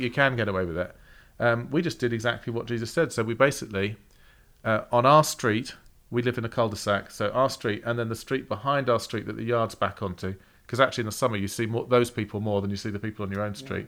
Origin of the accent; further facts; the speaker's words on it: England, United Kingdom; moved away; we're English.